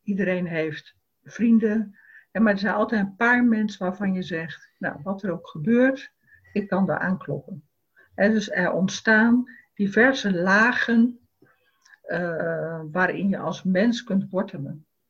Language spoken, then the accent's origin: Dutch; Rotterdam, South Holland, Netherlands; voor mij als Rotterdammer